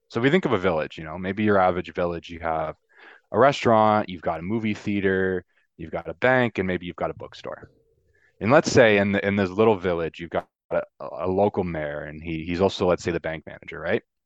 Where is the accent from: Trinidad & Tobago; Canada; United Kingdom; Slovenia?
Canada; I'm Canadian